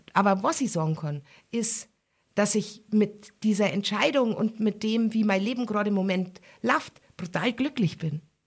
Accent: Garmisch-Partenkirchen, Bavaria, Germany; meine Familie aus Pattenkirchen

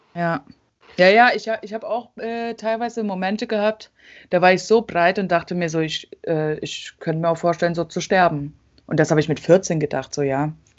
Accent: about an hour from Leipzig, a village in eastern Germany, Germany; sind in so einem Dorf aufgewachsen in Ostdeutschland, äh, bei Leipzig ungefähr, also so eine Stunde von Leipzig entfernt

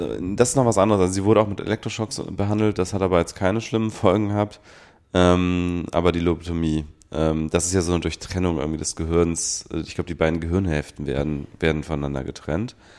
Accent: Rhineland, Germany; ich bin Rheinländer

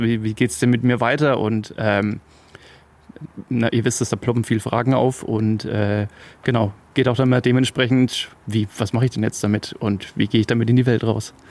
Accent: Upper Franconia, Bavaria, Germany; ich habe hier meine Wurzeln

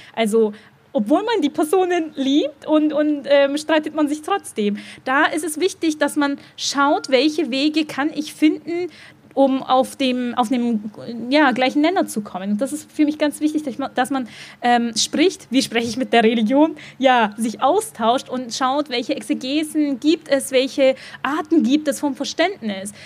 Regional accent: Dillingen, Germany; now in Berlin, Germany; Dillingen. Da, wo ich geboren bin, da, wo meine Eltern immer noch leben

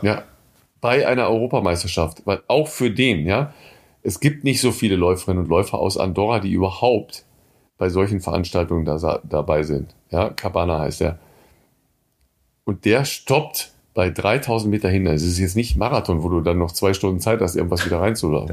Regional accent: home town ten kilometres from Coesfeld, North Rhine-Westphalia, Germany; das ist äh, zehn Kilometer von meinem Heimatort entfernt

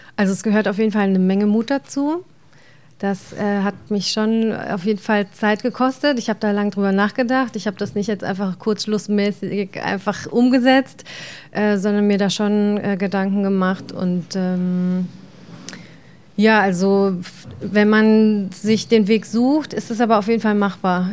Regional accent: Germany; bei uns in Deutschland oder in der Region

